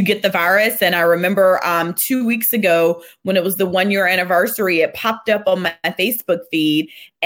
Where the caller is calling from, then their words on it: Atlanta, Georgia, United States; I am joining you from Atlanta, Georgia, in my home office